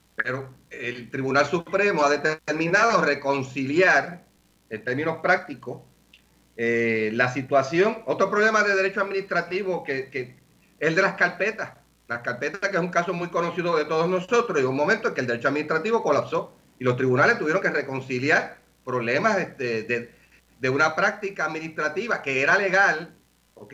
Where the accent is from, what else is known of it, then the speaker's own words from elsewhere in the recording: Puerto Rico; como buenos puertorriqueños